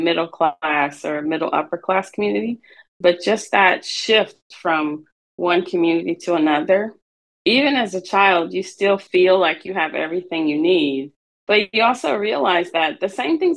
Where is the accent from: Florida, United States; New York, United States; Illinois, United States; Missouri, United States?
Missouri, United States; St. Louis; I grew up in St. Louis, Missouri, in an underserved community